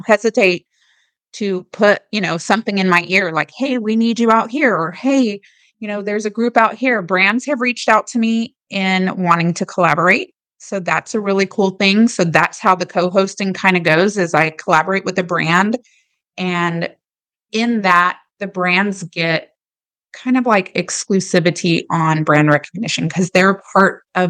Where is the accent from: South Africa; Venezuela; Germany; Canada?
Germany; born there; And a lot of people don't know this, but I was born in Germany.